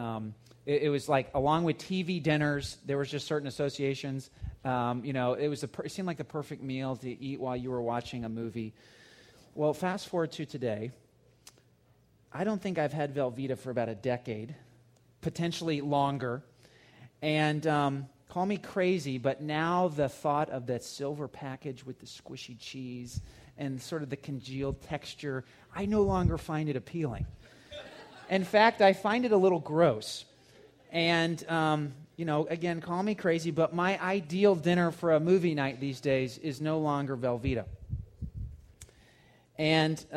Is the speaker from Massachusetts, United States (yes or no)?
no; Georgia, United States; When I was a kid growing up in Georgia